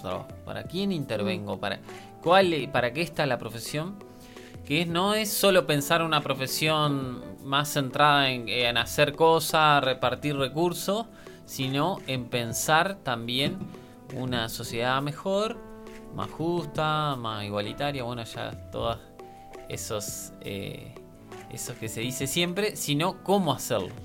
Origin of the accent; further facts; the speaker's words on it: Argentina; soy argentino